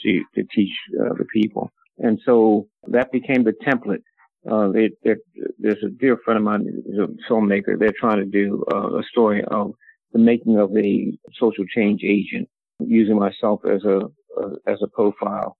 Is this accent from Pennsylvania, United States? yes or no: yes; Philadelphia, Pennsylvania, United States; born or raised there; also born or lived in Atlantic City, New Jersey